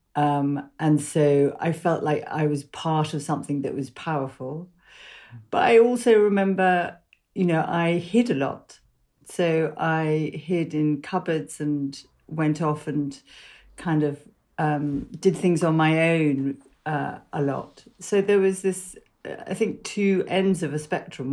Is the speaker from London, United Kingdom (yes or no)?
yes; London, United Kingdom; I grew up, um, in London.